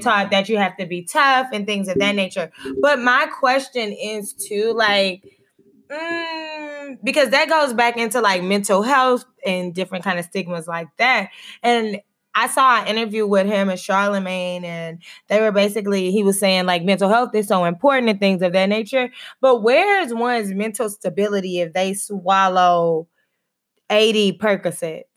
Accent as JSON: {"language": "English", "region": "Texas", "country": "United States", "said": "I'm from Texas"}